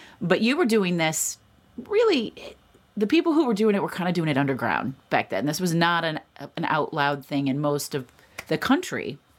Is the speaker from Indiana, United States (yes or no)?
yes; Indianapolis, Indiana, United States; I grew up in Indianapolis.